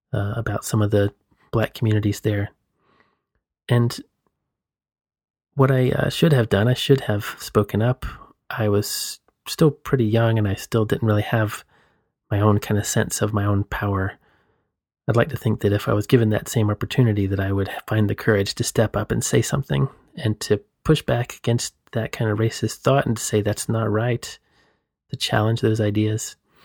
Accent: Southeast, United States; So I grew up in the Southeast U.S., just to frame that in context.

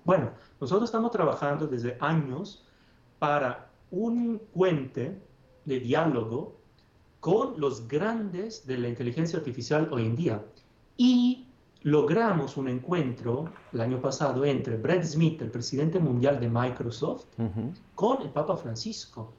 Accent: Padua, Veneto, Italy; Spanish is a second language; moved away; soy italiano. Nací en Padua, una ciudad del norte de Italia, cerca de Venecia

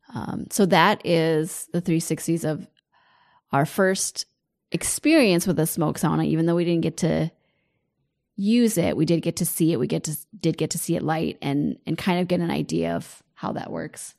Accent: United States; as an American

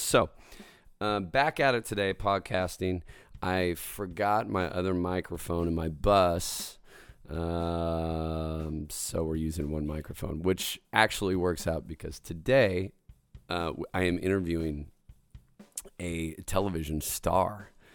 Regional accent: State Line, Idaho, United States; moved away; I'm gonna be back in State Line, Idaho

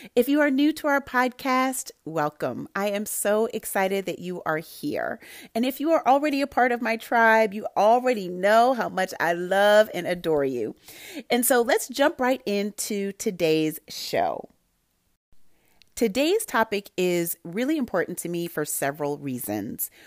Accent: Santa Barbara, California, United States; I grew up in Santa Barbara, California, where there were a lot of people who didn't look like me

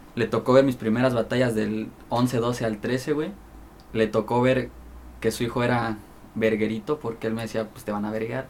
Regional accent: Chilpancingo, Guerrero, Mexico; la capital es Chilpancingo Los Bravos, donde es aquí su servidor.

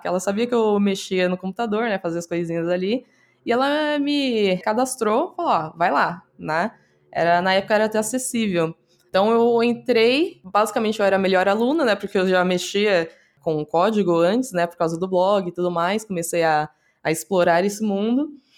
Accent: Praia Grande, São Paulo, Brazil; Eu sou da Praia Grande, né, litoral de São Paulo

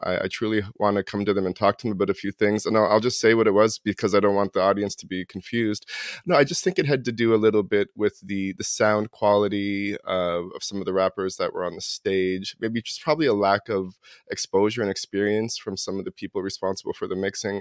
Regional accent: Toronto, Ontario, Canada; moved away as an adult; now in New Brunswick, Canada; I grew up in Toronto. I live in New Brunswick now

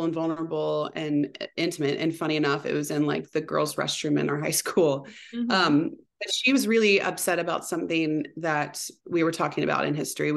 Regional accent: Anderson, United States; I grew up in Anderson

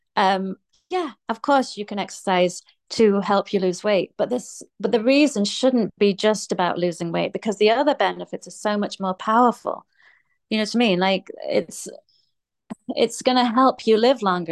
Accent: England, United Kingdom; I grew up in England, in um, the UK, um, which is England.

